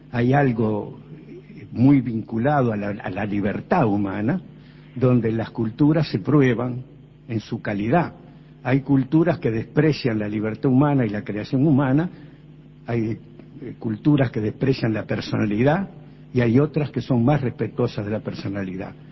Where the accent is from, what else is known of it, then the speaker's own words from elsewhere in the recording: Uruguay; Yo pienso, vos sos uruguayo y todos los que estamos aquí también.